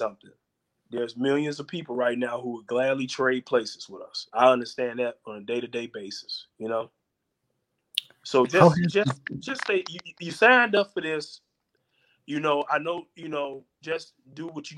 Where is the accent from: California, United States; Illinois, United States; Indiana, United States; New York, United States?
Illinois, United States; Chicago; also born or lived in Tyler, Texas; growing up in North Lawndale